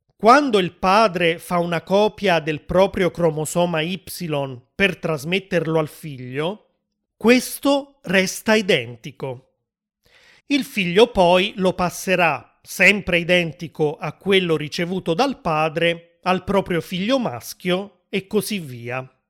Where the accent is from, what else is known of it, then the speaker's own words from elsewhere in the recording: Italy; Io che sono nato in Italia